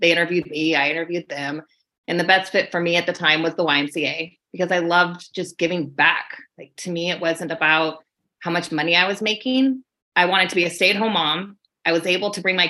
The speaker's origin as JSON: {"language": "English", "region": "Alaska", "country": "United States", "tie": "born or raised there", "said": "I'm from Alaska."}